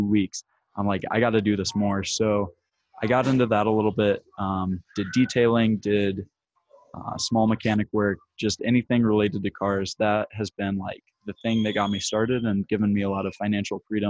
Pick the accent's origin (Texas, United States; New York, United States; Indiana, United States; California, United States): Indiana, United States; I'm from Indiana, and Chicago's about 3 hours away from me.